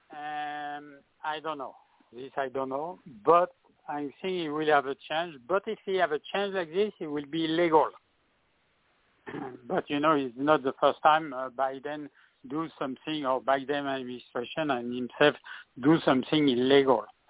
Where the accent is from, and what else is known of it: France; English is a second language; now in California, United States